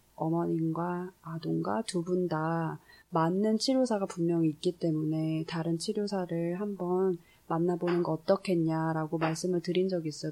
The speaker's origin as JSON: {"language": "Korean", "country": "South Korea", "tie": "born or raised there", "moved": "yes", "said": "한국에서 자라서"}